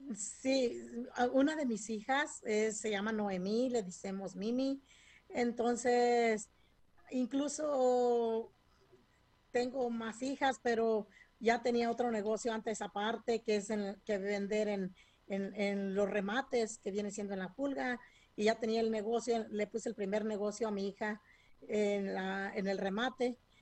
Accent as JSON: {"language": "Spanish", "region": "Michoacán", "country": "Mexico", "tie": "born or raised there", "moved": "yes", "lives_now": "California, United States", "said": "Incluso vinimos desde Michoacán, que es desde México, que crecimos entre la fresa y, empecé a cortar fresa desde los ocho años"}